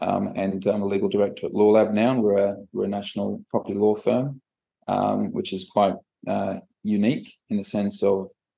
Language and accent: English; Australia; born there; also born or lived in Malta / England / Scotland; my background, I was born in Australia, but grew up in Europe, so Malta, England, and then Scotland.